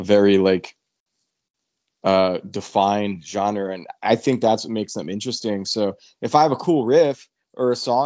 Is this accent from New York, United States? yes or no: yes; New York, United States; we're from New York